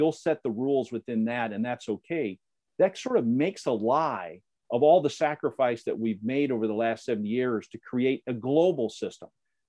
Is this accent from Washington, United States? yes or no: no; Indiana, United States; I'm a conservative from Indiana and grew up in a very conservative atmosphere